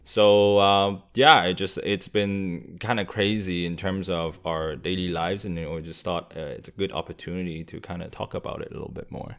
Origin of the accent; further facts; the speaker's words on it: Vancouver, British Columbia, Canada; growing up in Vancouver